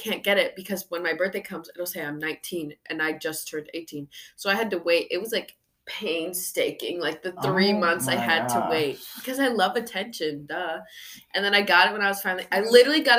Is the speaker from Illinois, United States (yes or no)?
yes; near Chicago, Illinois, United States; I'm not from far from Chicago